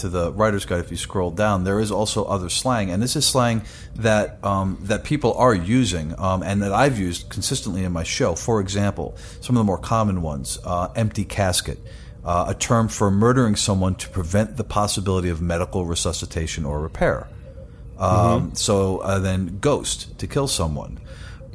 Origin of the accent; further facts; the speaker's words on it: New York, United States; accent: New York; I grew up in New York, so every once in a while my New York accent slips.